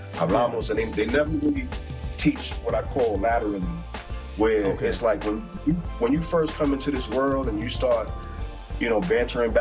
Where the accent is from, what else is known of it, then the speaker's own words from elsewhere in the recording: New York, United States; moved away as an adult; also born or lived in Dominican Republic; I grew up in New York, in Queens.